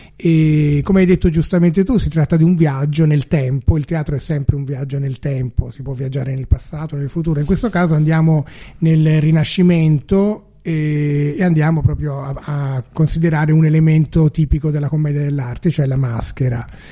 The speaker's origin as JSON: {"language": "Italian", "town": "Florence", "region": "Tuscany", "country": "Italy", "said": "io che sono fiorentino"}